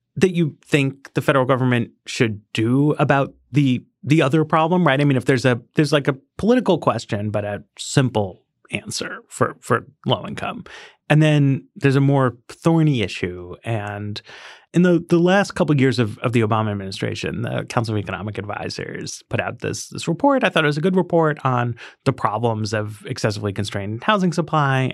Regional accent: New York City, New York, United States; I grew up in Greenwich Village

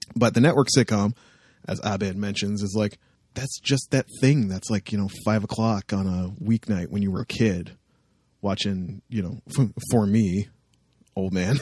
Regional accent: Canada; my hometown

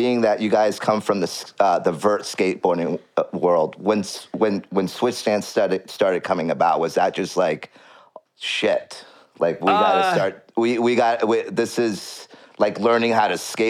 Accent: California, United States; now in Los Angeles, United States; Well, I moved to Los Angeles, and so I came from NorCal to Los Angeles.

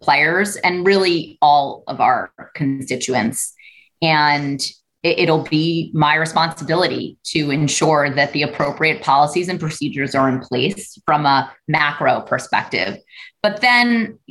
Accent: New York City, New York, United States; I grew up in Brooklyn in a community of color

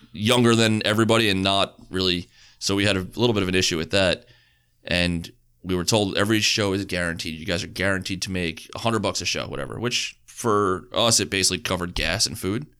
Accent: Long Island, New York, United States; we're Long Island.

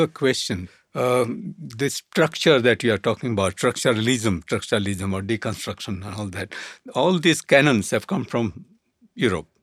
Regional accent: Kutch, Gujarat, India; I come from Kutch

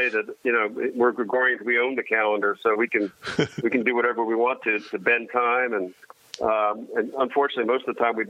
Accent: Swarthmore, Pennsylvania, United States; I always say my hometown is right outside Philadelphia, a town called Swarthmore, Pennsylvania.

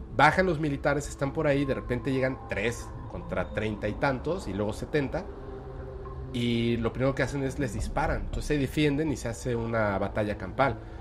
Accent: Mexico; also born or lived in Mérida, Yucatán; yo soy un mexicano que está aquí en Mérida, Yucatán.

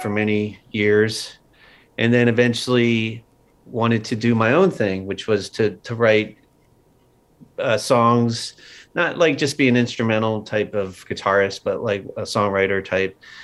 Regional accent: outside of Philadelphia, Pennsylvania, United States; moved away; I grew up outside of Philadelphia.

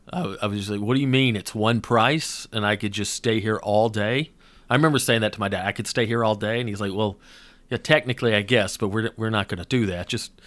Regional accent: Georgia, United States; I had no idea about Jewish culture growing up in North Georgia.

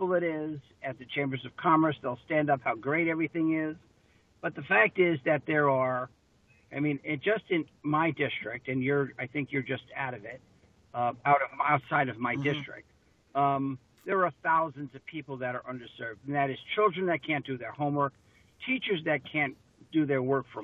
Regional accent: New York City, New York, United States; moved away as an adult; now in Alaska, United States; I grew up in New York City, graduated high school in 1969, and a month later I was here and basically never left

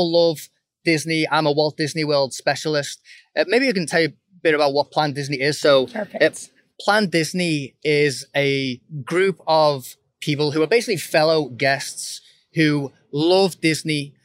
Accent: Liverpool, North West England, United Kingdom; now in Virginia, United States; I'm originally from Liverpool, England, and I live in Virginia

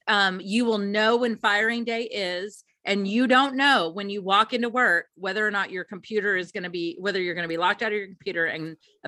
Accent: Kentucky, United States; I'm from Kentucky, so this is the very most Kentucky thing I'm going to say ever.

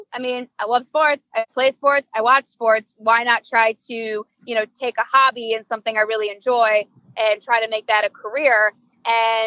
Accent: Hamburg, New York, United States; All the way from kindergarten through 12th grade, I was throughout the Hamburg school district

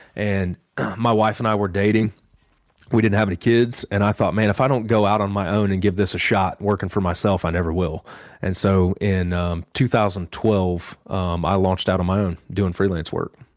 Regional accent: Western Illinois, United States; moved away as an adult; also born or lived in South Carolina; now in Boone, North Carolina, United States; I actually grew up in Western Illinois and, um, grew up on a farm there

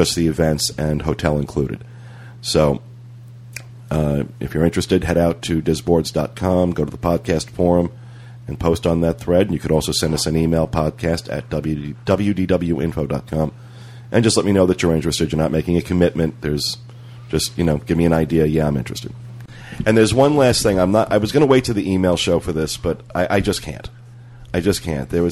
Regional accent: United States; also born or lived in New Jersey; now in Orlando, United States; I come from New York and New Jersey

